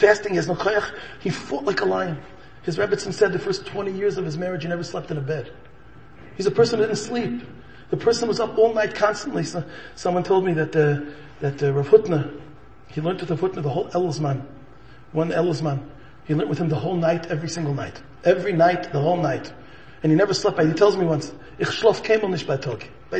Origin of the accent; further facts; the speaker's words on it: Chicago, Illinois, United States; I'm a born and bred in Chicago